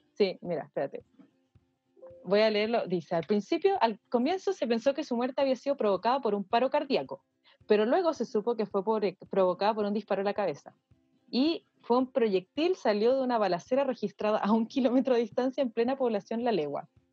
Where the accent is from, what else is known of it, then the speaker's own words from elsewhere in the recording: Santiago, Santiago Metropolitan Region, Chile; nosotros como santiaguinos